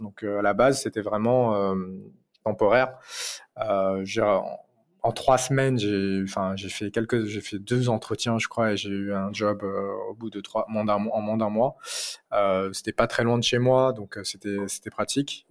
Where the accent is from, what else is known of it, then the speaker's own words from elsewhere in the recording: Paris, Île-de-France, France; je viens de Paris, donc euh, je suis né à Paris euh, d'origine chinoise cambodgienne. j'ai fait toutes mes études à Paris, j'ai vécu toute ma vie à Paris